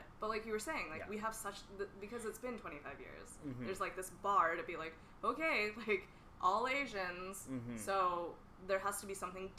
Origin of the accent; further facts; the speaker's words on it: United States; I'm American. Like, I know, speaking for myself, I'm fully American. I'm also Indian.